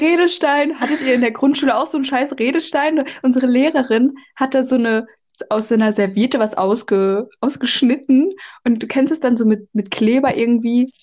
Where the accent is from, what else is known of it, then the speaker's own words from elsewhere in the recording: North Rhine-Westphalia, Germany; moved away as an adult; now in France; normalerweise komme ich aus NRW